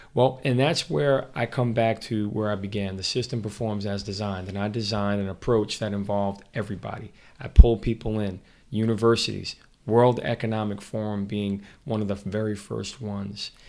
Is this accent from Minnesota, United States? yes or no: no; Mount Vernon, New York, United States; I grew up in Mount Vernon.